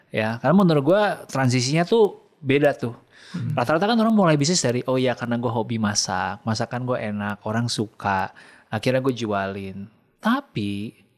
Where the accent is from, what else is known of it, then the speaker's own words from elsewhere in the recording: Jakarta, Indonesia; sebagai orang Jakarta